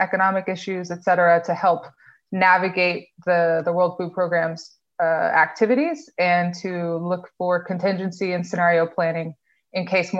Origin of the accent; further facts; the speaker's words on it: Eastern Province, Saudi Arabia; So I grew up in Saudi Arabia as a kid from an expat community called Aramco, so the big oil company that sits in Saudi Arabia.